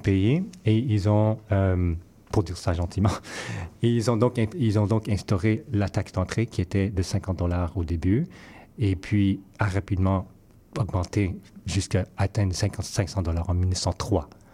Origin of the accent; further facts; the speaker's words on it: Vancouver, British Columbia, Canada; now in Montreal, Canada; je suis originaire de Vancouver